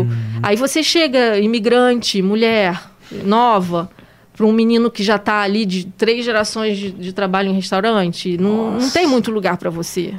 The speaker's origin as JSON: {"language": "Portuguese", "country": "Brazil", "moved": "yes", "lives_now": "France"}